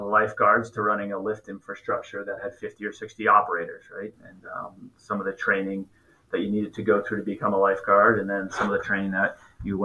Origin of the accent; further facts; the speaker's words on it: Connecticut, United States; moved away as an adult; also born or lived in Orlando, Florida / Park City, Utah / Vermont / New Hampshire; now in Bethel, Maine, United States; I grew up in Connecticut.